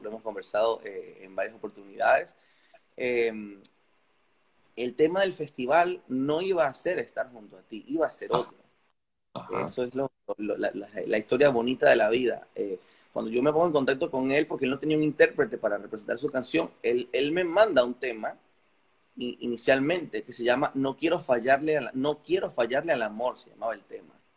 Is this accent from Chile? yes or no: no; Carora, Lara, Venezuela; técnicamente soy larense, pero mi natalicio es, caroreño. Yo nací en mi pueblito de Carora